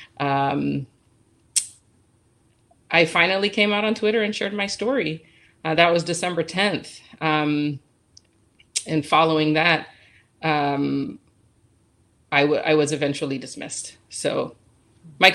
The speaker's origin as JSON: {"language": "English", "town": "Atlanta", "region": "Georgia", "country": "United States", "moved": "as an adult", "lives_now": "California, United States", "said": "I'm from Atlanta, so I'm a child of the civil rights movement"}